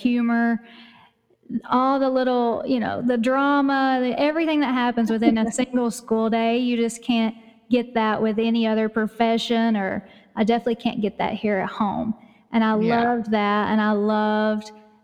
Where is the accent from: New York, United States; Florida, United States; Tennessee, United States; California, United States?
Tennessee, United States; East; accent: East Tennessee; you can probably tell by my accent that I live in Tennessee, in East Tennessee, in the mountains